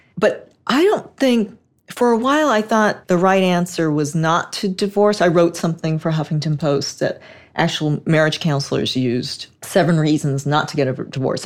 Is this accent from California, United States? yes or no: yes; Los Angeles, California, United States; I grew up in Hollywood